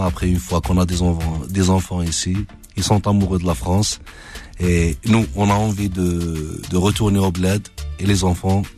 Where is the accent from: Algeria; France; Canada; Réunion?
Algeria; en tant qu'Algérien, que c'est normal que voilà, j'aime mon pays